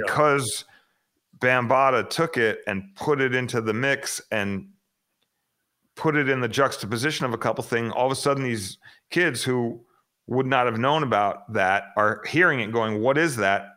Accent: Phoenix, Arizona, United States; born or raised there; also born or lived in Queens, New York

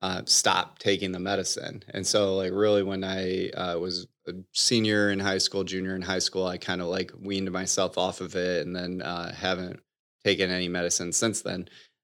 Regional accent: Bloomfield Hills, Michigan, United States; So growing up, I grew up in Michigan, outside of Detroit, in a suburb called Bloomfield Hills, with my mom, dad, and one sister, who's about 2 years younger than me.

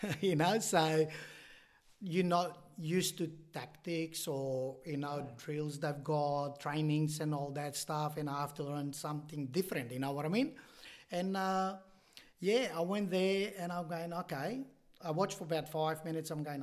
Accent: Bitola, North Macedonia; now in Illawarra, Australia; I grew up in Bitola, in the village called Kukurechani.

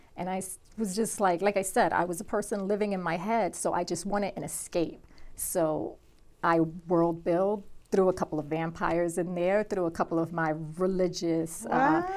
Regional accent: New York City, New York, United States; I grew up in Brooklyn, New York, back in the '80s

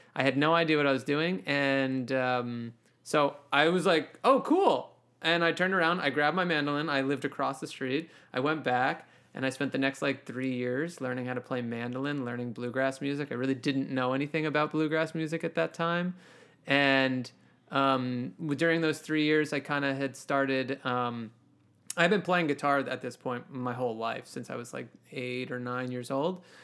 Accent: Mount Kisco, New York, United States; also born or lived in Howard Beach, Queens, New York; I kinda spent my childhood growing up in Westchester in Mount Kisco, Chappaqua, Westchester, New York

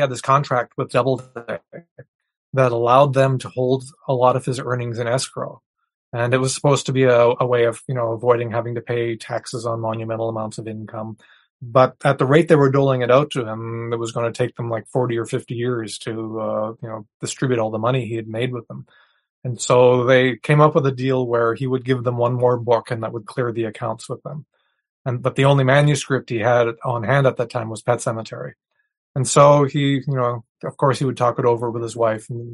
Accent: New Brunswick, Canada; I grew up in New Brunswick, which shares a border with Maine.

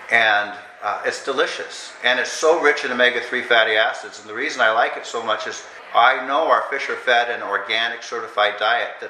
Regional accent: United States; I grew up in Iowa, Oklahoma, uh, where my parents were, but my dad is a professor

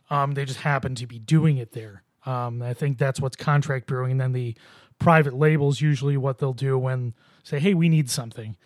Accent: Buffalo, New York, United States; I grew up in Buffalo myself

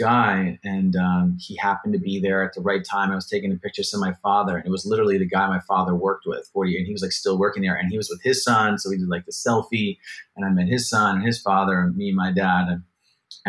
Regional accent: New Jersey, United States; also born or lived in Los Angeles / Brooklyn, New York; now in New York City, United States; I'm a Jersey guy originally.

